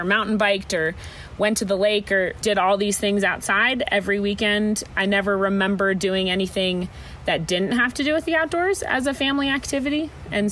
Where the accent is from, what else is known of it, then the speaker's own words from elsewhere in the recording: Boulder, Colorado, United States; moved away; also born or lived in Montana; I was born and raised in a town called Boulder, Colorado